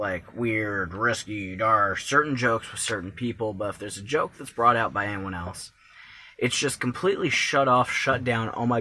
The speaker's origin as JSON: {"language": "English", "country": "Canada", "tie": "born or raised there", "said": "growing up in Canada"}